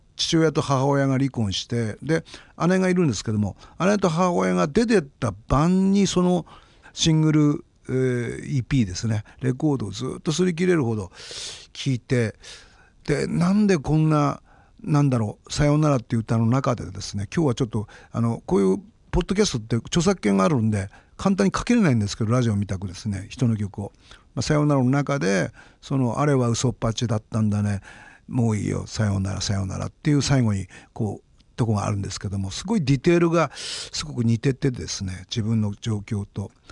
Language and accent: Japanese; Kurihara, Miyagi, Japan; moved away; also born or lived in Kurikoma, Miyagi / Sendai; 俺の出身はあの宮城県の栗原市今は栗原市となってますけど栗原郡生まれたのは栗駒町っていうところですけど育ったのは若柳町っていうところ